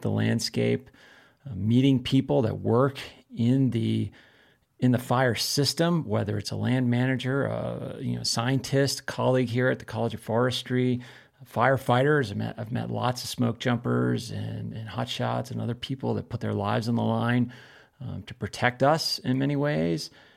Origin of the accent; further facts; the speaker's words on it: East Coast, United States; moved away as an adult; now in Missoula, United States; growing up on the East Coast